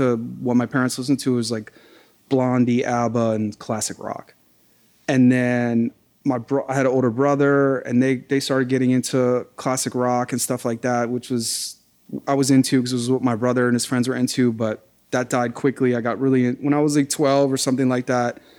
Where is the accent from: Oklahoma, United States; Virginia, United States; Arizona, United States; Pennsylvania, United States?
Virginia, United States; Alexandria; I'm from Alexandria, upper middle class. I don't know. It's a lot of government people. It's a lot of lawyers and stuff like that. The neighborhood I grew up in is pretty nice